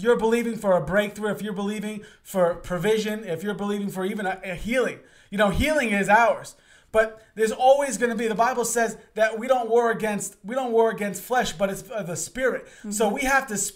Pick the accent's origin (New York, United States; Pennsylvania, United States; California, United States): New York, United States; New York City; I'm originally from Queens, Long Island area